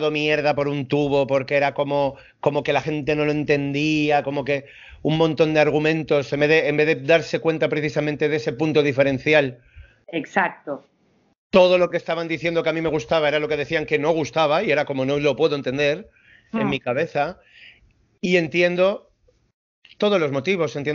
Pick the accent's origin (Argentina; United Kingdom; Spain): Spain; Madrid, Community of Madrid; muchas veces la, jerga madrileña, pierdo muchas veces la forma de hablar de la gente.